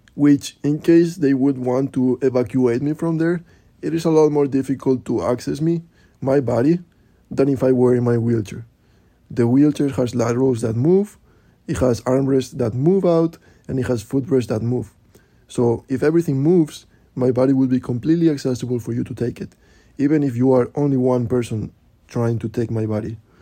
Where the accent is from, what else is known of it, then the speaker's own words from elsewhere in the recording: Spain; now in New York, United States; I am from Spain and I live in New York